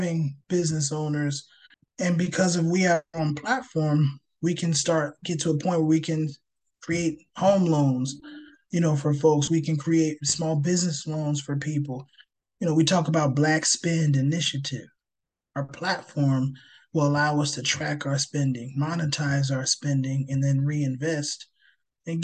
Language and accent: English; New Jersey, United States; I grew up in New Jersey